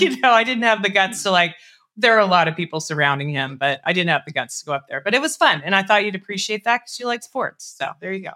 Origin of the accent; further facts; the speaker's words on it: Colorado, United States; moved away; I'm from Colorado originally